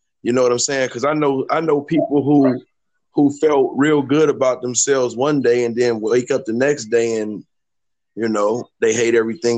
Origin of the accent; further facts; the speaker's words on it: Cleveland, Ohio, United States; also born or lived in Illinois / Atlanta / Kentucky; You know, I grew up in Cleveland, Ohio.